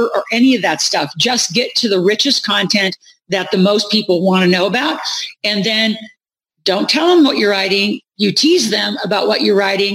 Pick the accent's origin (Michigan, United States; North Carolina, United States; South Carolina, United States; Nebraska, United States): Nebraska, United States; moved away; I grew up in Nebraska